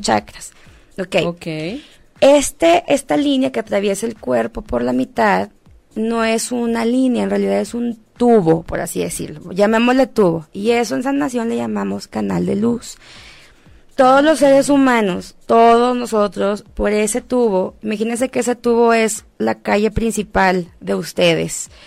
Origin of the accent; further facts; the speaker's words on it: Monterrey, Nuevo León, Mexico; moved away; also born or lived in Mexico City; Vengo de Monterrey, Monterrey es una sociedad bastante conservadora